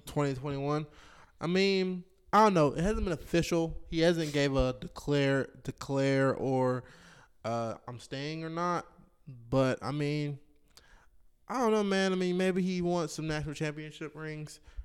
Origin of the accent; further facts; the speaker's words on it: Charlotte, North Carolina, United States; also born or lived in Texas; I'm not from Louisiana. I'm, uh, I'm originally here from Charlotte.